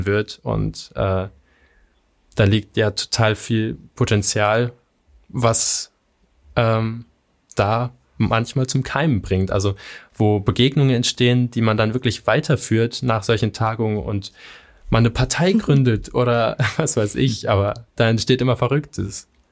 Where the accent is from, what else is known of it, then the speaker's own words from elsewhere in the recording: Göttingen, Lower Saxony, Germany; hier in Göttingen, meiner Heimatstadt